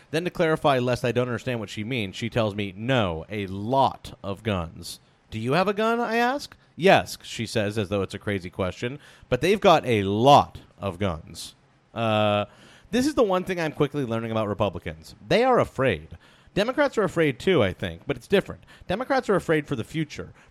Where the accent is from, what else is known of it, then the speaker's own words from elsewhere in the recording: New Jersey, United States; I explained to Megan that growing up in New Jersey, I never fired a gun.